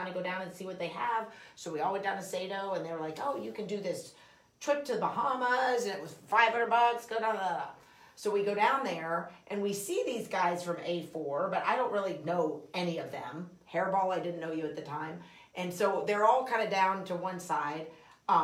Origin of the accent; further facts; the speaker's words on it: Highland Falls, New York, United States; I'm from Highland Falls. I've already told you guys I'm a local